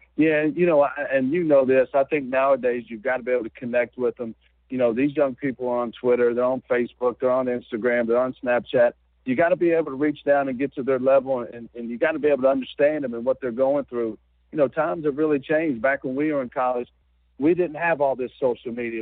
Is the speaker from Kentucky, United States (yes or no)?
yes; Georgetown, Kentucky, United States; I'm from Georgetown, Kentucky, which is about 30 miles away from Richmond. And you know, at one time, I was a I was a high school player in this state.